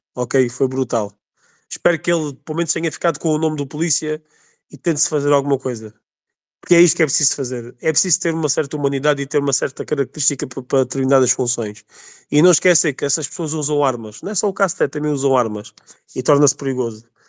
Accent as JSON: {"language": "Portuguese", "region": "Alentejo", "country": "Portugal", "said": "eu sou alentejano, também sou, sou da Reolos, que é aqui ao pé da Évora"}